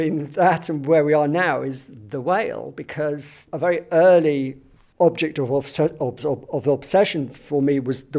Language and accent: English; Southampton, South East England, United Kingdom; born or raised there; moved away; also born or lived in London